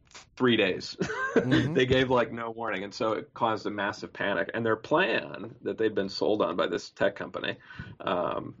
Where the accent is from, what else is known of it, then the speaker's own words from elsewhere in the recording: Pacific Northwest, United States; moved away as an adult; also born or lived in San Francisco Bay Area; I grew up in the Pacific Northwest